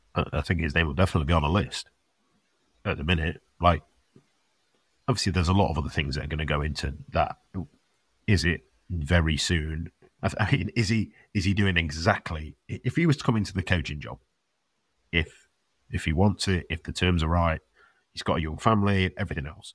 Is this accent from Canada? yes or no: no; England, United Kingdom; it's not just us being English